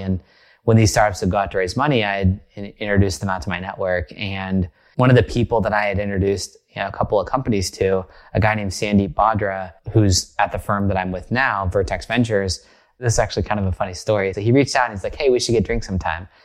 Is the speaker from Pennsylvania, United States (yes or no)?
no; rural Oklahoma, United States; moved away as an adult; now in Bay Area, United States; I grew up in a place that was very foreign to the Bay Area where I now live, almost a separate country, but not quite. It's called rural Oklahoma. So I grew up in Oklahoma